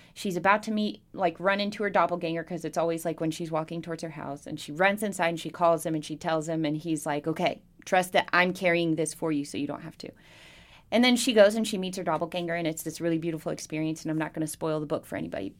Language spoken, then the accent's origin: English; Bristol, Virginia, United States; also born or lived in Southeast United States; I grew up in Bristol. Uh, we moved here. We moved around all over the Southeast growing up. And then when I was ten, we moved here and we stayed